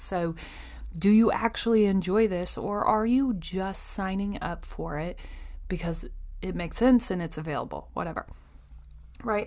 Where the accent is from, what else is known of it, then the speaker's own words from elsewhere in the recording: Iowa, United States; I grew up basically on Iowa Public Television.